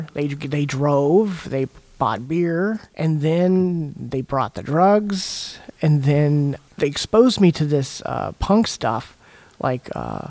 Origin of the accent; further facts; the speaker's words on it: Healdsburg, California, United States; I grew up in Healdsburg, which there's not a lot to do there, but drugs and drinking and playing music and chasing girls.